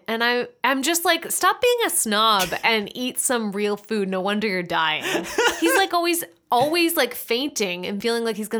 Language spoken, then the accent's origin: English; Michigan, United States; I'm from Michigan and had been to the island a few times before, which is awesome.